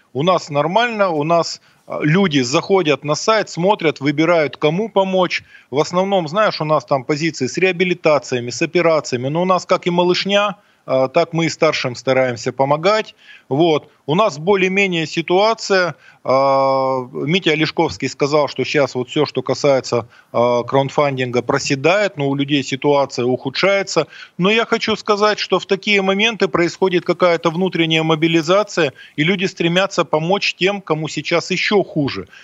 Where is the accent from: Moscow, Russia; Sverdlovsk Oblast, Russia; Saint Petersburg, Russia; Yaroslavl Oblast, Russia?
Sverdlovsk Oblast, Russia; Mironovo; из моей родной деревни, из Миронова